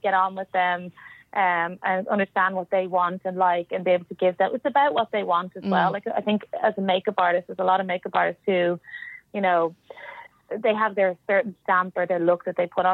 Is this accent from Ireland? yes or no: yes; Malahide, Leinster, Ireland; moved away as an adult; also born or lived in Islandbridge, Dublin; now in Los Angeles, United States; I'm from Malahide, so everyone's like, everyone stays in Malahide